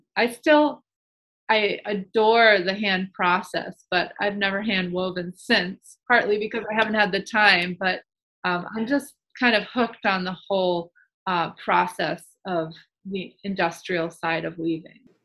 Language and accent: English; Massachusetts, United States; moved away as an adult; also born or lived in New York City; I grew up in Massachusetts